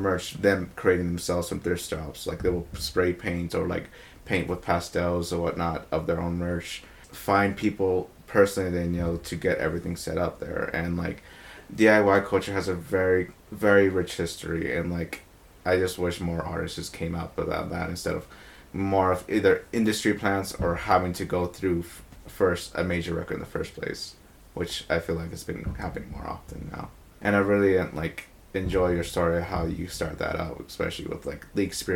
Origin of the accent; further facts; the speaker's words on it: Atlanta, Georgia, United States; my home state and town, Atlanta, Georgia.